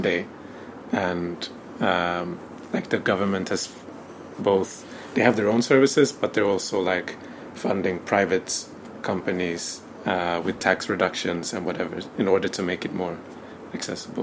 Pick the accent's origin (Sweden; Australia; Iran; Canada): Sweden; I was born in Sweden. I was raised in Sweden uh, by a Swedish mother and a Tanzanian father.